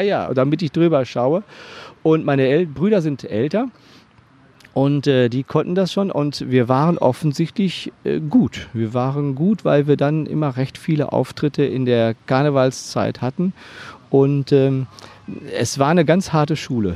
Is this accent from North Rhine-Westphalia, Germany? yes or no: yes; Hagen, North Rhine-Westphalia, Germany; in der Stadt Hagen, wo ich aufgewachsen bin